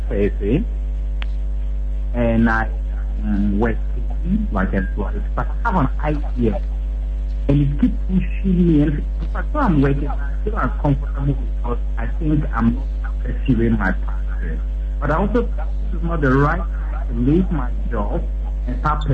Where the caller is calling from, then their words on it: Tamale, Northern Region, Ghana; from Tamale.